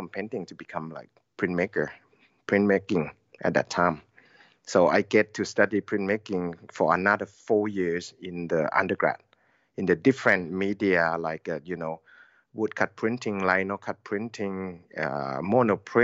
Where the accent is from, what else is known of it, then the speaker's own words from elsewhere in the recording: Lampang, Thailand; English is a second language; moved away as an adult; also born or lived in Sydney, Australia; now in Chiang Mai, Thailand; I born in Lampang, which is my hometown over there, about 100 kilometers from Chiang Mai. And never left Lampang until I have to get to study art